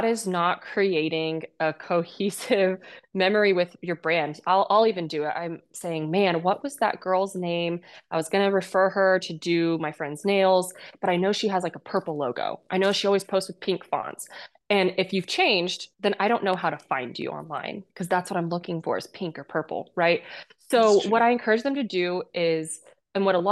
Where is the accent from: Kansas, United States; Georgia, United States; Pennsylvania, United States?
Kansas, United States; moved away; I come from Kansas and an ag background. My whole family farmed. I was the first person to leave my state